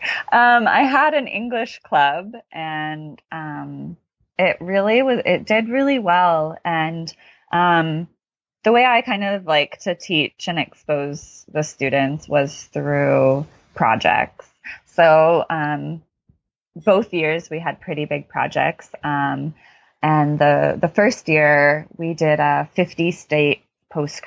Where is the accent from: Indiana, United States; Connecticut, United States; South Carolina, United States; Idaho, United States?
Connecticut, United States; I'm from the East Coast, as I said, Connecticut